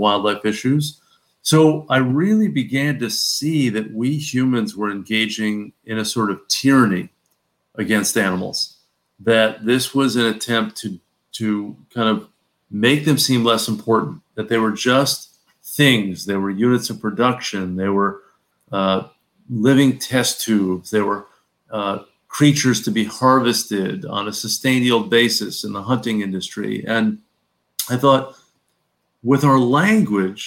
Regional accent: New Haven, Connecticut, United States; I grew up in New Haven, Connecticut

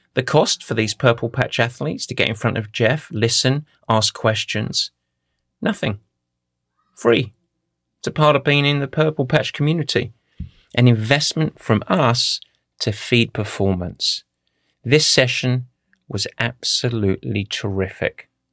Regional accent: Essex, East of England, United Kingdom; I grew up in Essex

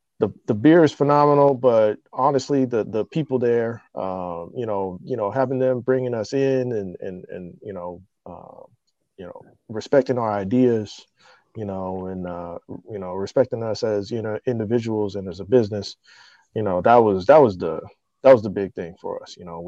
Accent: Waco, Texas, United States; now in Houston, United States; Yeah. So I'm from Waco

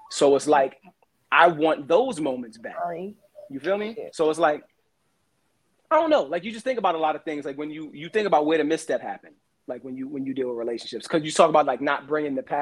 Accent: Brooklyn, New York, United States; I'm from Brooklyn. I did it the other way.

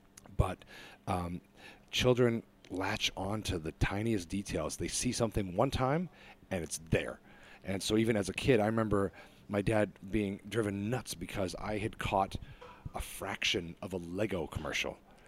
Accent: Niger; also born or lived in Lesotho / Malawi; Like I grew up in Africa at the time. I was in Niger and Lesotho and Malawi.

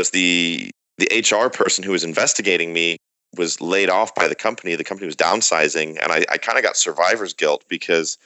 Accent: Michigan, United States; born or raised there; accent: American; moved away as an adult; also born or lived in Reading, England; now in San Diego, United States

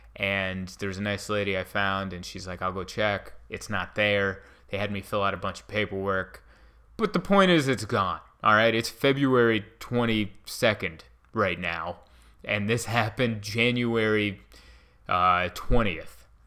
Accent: San Diego, California, United States; here in my hometown of San Diego

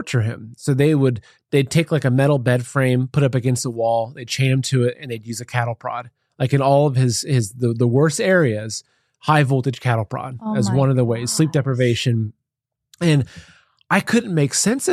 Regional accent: Plain City, Ohio, United States; moved away as an adult; also born or lived in New York City; now in Ohio, United States; So I grew up in Ohio, countryside of Ohio. It was a little town called Plain City.

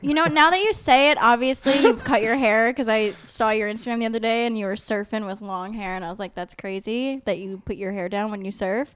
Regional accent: New York, United States; I am from New York

